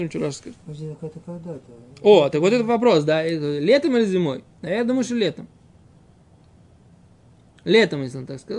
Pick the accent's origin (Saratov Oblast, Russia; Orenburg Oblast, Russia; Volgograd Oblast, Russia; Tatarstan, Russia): Saratov Oblast, Russia; Saratov; now in Israel; я родился в Саратове